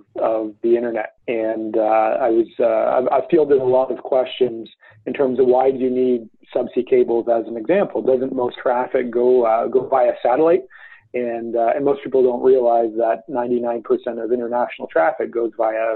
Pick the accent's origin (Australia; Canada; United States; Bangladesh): Canada; Toronto, Ontario; I'm from Toronto. And so it's the first project that I'm able to do really in my own backyard